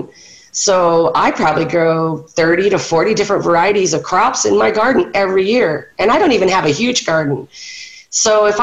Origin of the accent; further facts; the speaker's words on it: Orange County, California, United States; moved away; I was born and raised in Orange County, so I know a little bit about California.